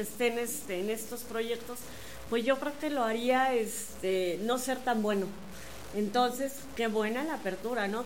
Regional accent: Querétaro, Mexico; Somos dos queretanos

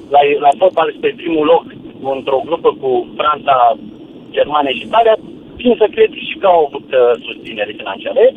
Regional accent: Timișoara, Timiș County, Romania; also born or lived in Bacău; În primul rând, eu sunt din Timișoara, am mutat de șase ani de zile din Bacău am plecat

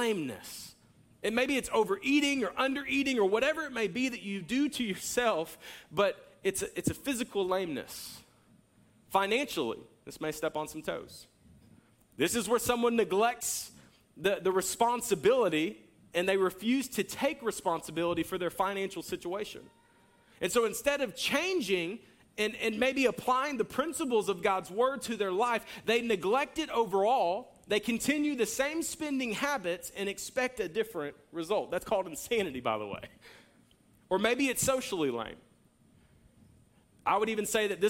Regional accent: Jacksonville, United States; I grew up in Jacksonville

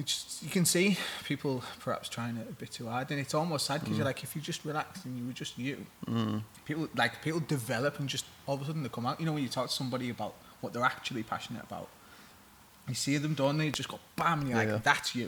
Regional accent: Middlesbrough, North East England, United Kingdom; oh, fucking hell, I'm from Middlesbrough

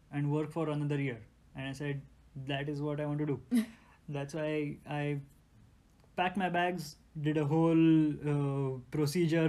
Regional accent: India; moved away as an adult; now in United States; we, coming from middle class Indian families

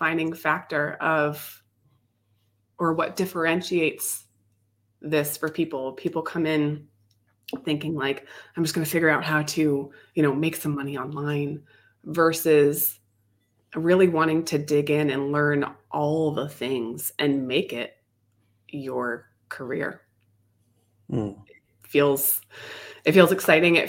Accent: New Hampshire, United States; I am from the East Coast of New Hampshire, the Northeast Coast, and I'm in Northeast of the United States, and I'm in New Hampshire.

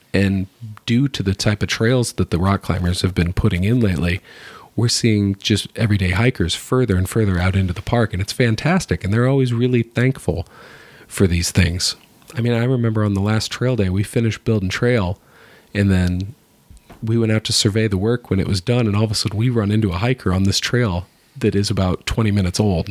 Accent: Iowa, United States; I'm from Iowa

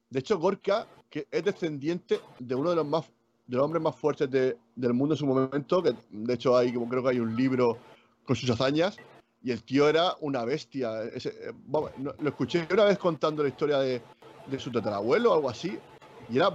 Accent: Region of Murcia, Spain; y lo digo yo que yo soy murciano.

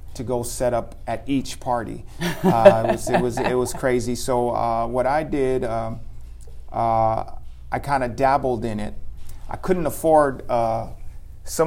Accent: Los Angeles, California, United States; I'm from LA. I grew up in Echo Park

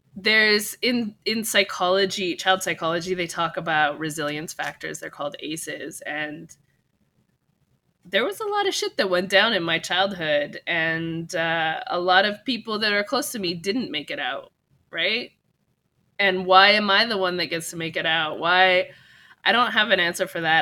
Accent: California, United States; also born or lived in Japan; I'm from California

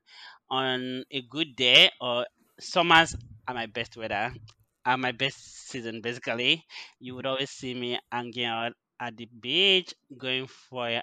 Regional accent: Odukpani, Cross River, Nigeria; moved away as an adult; also born or lived in Canada; now in Vancouver, Canada; I am from a small village or a small town called Odukpani in Cross River, and I have been in Nigeria for like almost all my life. I recently moved to Canada for my MBA.

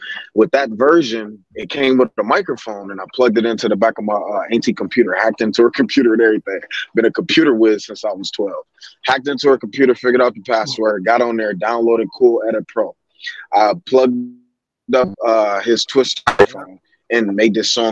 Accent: Kalamazoo, Michigan, United States; I'm from Kalamazoo, Michigan

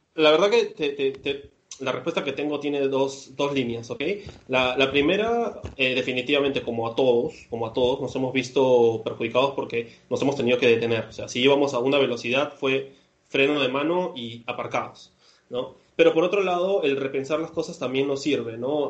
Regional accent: Peru; moved away as an adult; now in Barcelona, Spain; yo finalmente soy, de Perú

